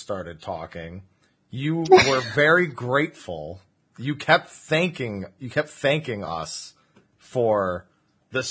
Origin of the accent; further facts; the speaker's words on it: New Jersey, United States; I'm from New Jersey